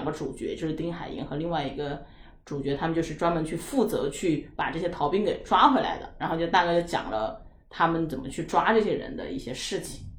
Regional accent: Sichuan, China; 因为我都是四川人，回成都生的小孩

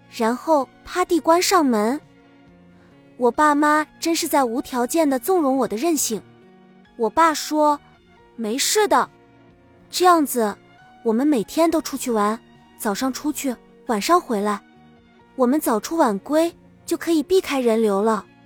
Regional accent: China; 我们中国人

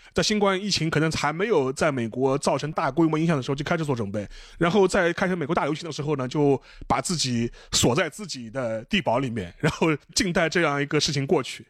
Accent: China; 我们中国人

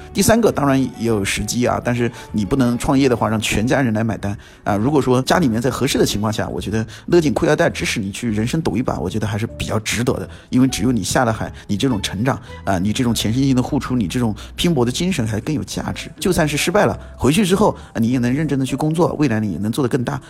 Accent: Guangshui, Hubei, China; 我自己就是男子湖北广水，呃，占一个小城市，呃，我很知道当地的一些情况

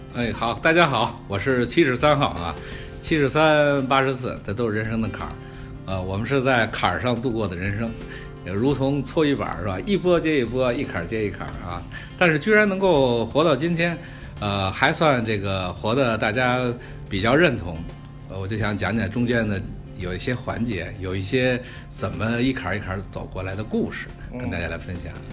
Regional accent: Beijing, China; 我在北京长大

